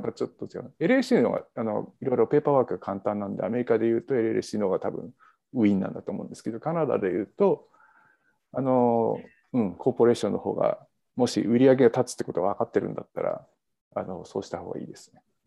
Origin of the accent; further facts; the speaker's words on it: Kanto, Japan; accent: Kanto dialect; also born or lived in Canada; now in United States; 関東生まれ関東育ちなんで関東弁の人